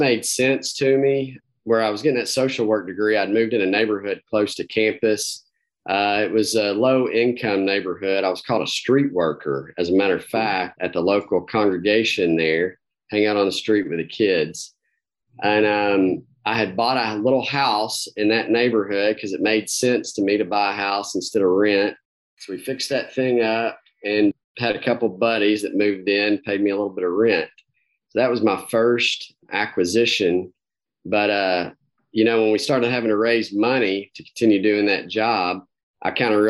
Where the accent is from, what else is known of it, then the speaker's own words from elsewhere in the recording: Campbellsville, Kentucky, United States; Grew up in small town Kentucky, Campbellsville